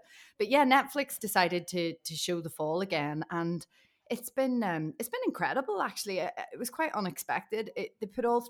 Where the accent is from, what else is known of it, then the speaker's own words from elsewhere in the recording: Ireland; Loads of people I knew, and it's probably because I'm Irish as well.